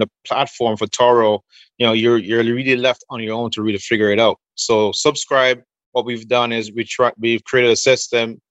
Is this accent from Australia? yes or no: no; Jamaica; I'm from Jamaica